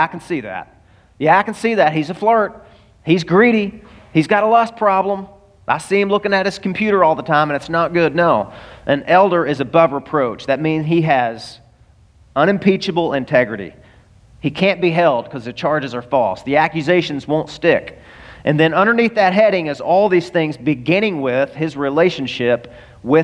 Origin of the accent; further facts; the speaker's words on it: the South, United States; now in Florida, United States; I'm from the South and it snows every year.